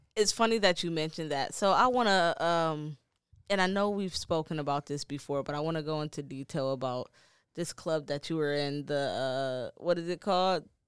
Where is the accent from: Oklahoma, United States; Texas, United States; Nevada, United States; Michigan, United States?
Michigan, United States; Detroit; now in Maine, United States; I'm from Detroit